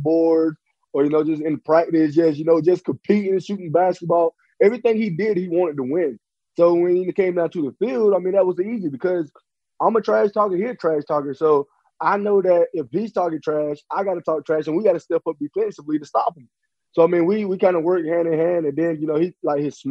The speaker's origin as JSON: {"language": "English", "region": "South Carolina", "country": "United States", "tie": "born or raised there", "said": "I grew up in South Carolina"}